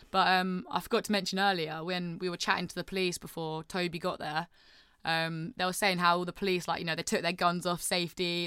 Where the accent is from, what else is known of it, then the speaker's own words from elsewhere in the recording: St Neots, East of England, United Kingdom; I'm from a place called Saint Neots